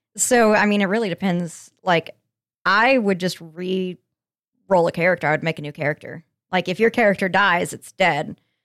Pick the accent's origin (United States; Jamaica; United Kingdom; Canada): United States; Colorado; moved away; I'm from Landlocked, Colorado